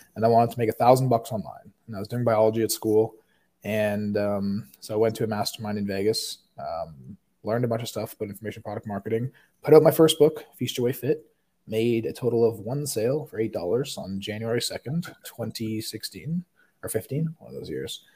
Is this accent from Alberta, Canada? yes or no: no; Toronto, Ontario, Canada; now in Scottsdale, United States; I'm originally from Canada